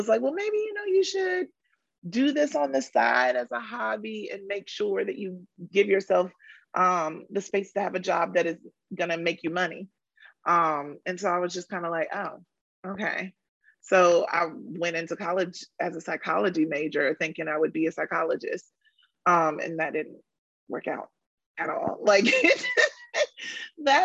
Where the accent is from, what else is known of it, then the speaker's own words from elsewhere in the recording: Rocky Mount, North Carolina, United States; moved away; I am from Rocky Mount, North Carolina, M-O-U-N-T, Mount, not Mountain, Mount.